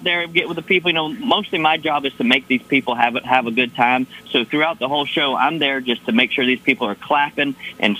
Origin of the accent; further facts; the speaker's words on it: Florida, United States; We're both from Florida.